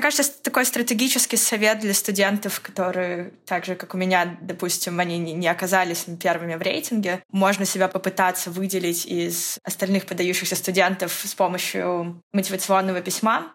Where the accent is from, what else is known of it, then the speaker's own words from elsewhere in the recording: Novosibirsk, Novosibirsk Oblast, Russia; я из Новосибирска, третий самый большой город